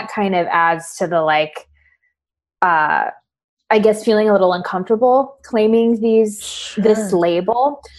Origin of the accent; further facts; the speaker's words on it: Paraguay; born there; Like I was born in Paraguay.